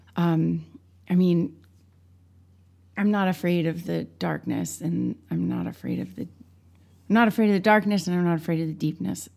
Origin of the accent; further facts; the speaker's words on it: St. Louis, Missouri, United States; moved away; I'm from Saint Louis, Missouri